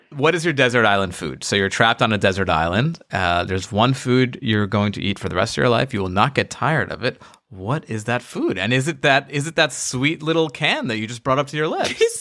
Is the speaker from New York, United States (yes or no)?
yes; New York, United States; As a New Yorker